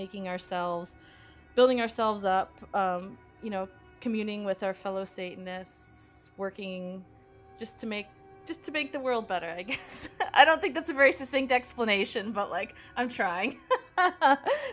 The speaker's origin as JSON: {"language": "English", "region": "Midwest", "country": "United States", "tie": "born or raised there", "said": "I grew up in the Midwest"}